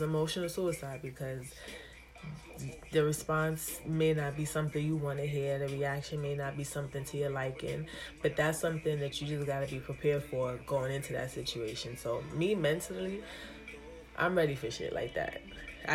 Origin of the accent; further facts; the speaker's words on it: Jamaica; I am Jamaican